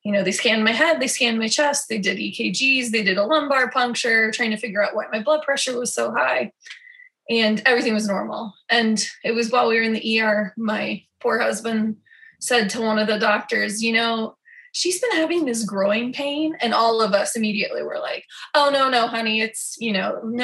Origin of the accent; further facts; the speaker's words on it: Denver, Colorado, United States; now in Des Moines, United States; I'm originally from Denver, Colorado